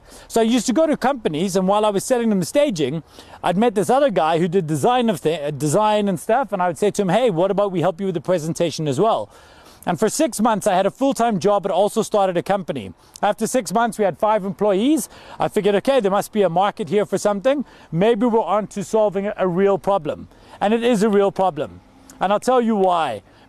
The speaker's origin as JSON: {"language": "English", "region": "Scotland", "country": "United Kingdom", "said": "Now I'm from Scotland, this is crazy for me, because if we didn't go to concerts when it's cold, there would never be concerts."}